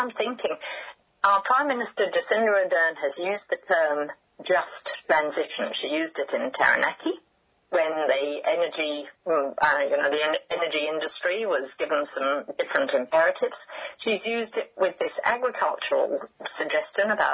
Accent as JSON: {"language": "English", "country": "United Kingdom", "moved": "yes", "lives_now": "New Zealand", "said": "in UK, my home country"}